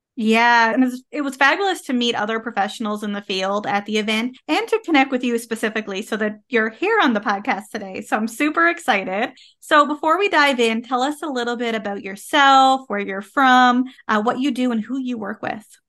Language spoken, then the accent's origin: English; Canada; I am a Canadian social worker